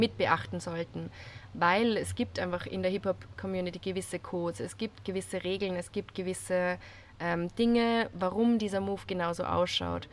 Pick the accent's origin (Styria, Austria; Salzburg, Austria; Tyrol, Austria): Salzburg, Austria; now in Vienna, Austria; bin ursprünglich aus Salzburg, wohne jetzt aber in Wien